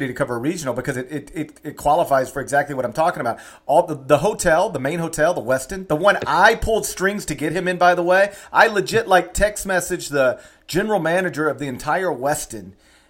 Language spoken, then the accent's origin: English; Memphis, Tennessee, United States; I'm from Memphis.